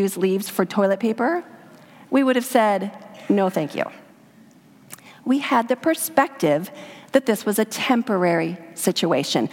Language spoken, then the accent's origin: English; Idaho, United States; I grew up in Idaho in a backpacking family